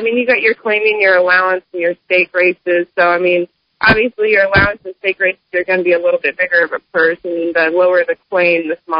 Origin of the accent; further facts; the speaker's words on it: Columbus, Nebraska, United States; I grew up in Columbus, and as long as I can remember, I've been going ever since I was a little kid